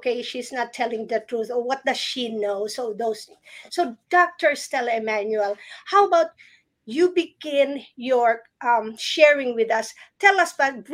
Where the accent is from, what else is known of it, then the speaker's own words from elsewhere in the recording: Philippines; moved away; I grew up in the Philippines